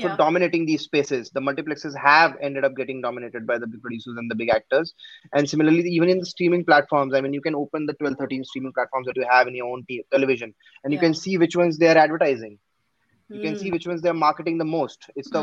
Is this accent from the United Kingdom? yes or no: no; India; first language Gujarati; because even my mother tongue is Gujarati.